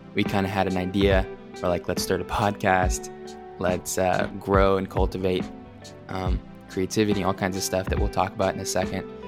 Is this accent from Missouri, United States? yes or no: yes; Pleasant Hope, Missouri, United States; I grew up in Pleasant Hope, Missouri, which is close to Springfield